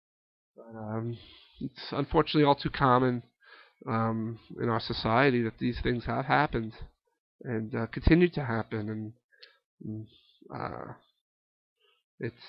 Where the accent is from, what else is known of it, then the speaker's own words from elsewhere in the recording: United States; we're an American lot, we're very resilient